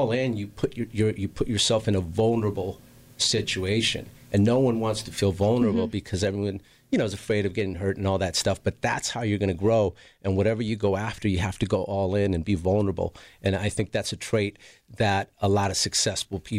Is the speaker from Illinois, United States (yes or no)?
no; Los Angeles, California, United States; I grew up in Southeast LA, which is basically next to Watts and Compton